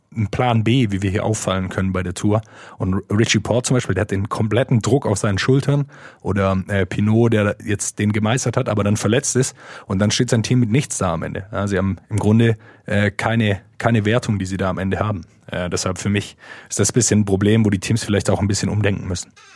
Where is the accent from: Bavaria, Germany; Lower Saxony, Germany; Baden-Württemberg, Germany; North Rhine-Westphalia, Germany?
Baden-Württemberg, Germany; Swabia; wo ich herkomme, aus dem Schwäbischen